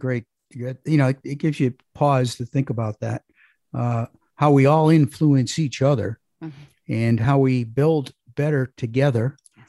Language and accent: English; Parma, Ohio, United States; I grew up in a suburb of Cleveland called Parma.